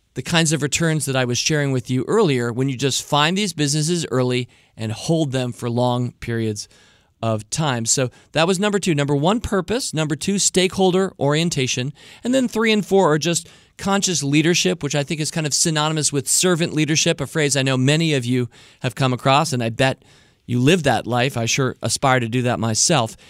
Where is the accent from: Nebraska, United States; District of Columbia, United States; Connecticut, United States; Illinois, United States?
District of Columbia, United States; Washington; I'm born and raised right here in the nation's capital, Washington, D C